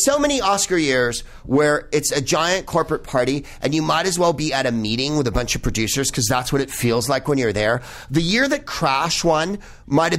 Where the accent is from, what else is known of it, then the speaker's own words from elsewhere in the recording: the Bay Area, California, United States; I'm from the Bay Area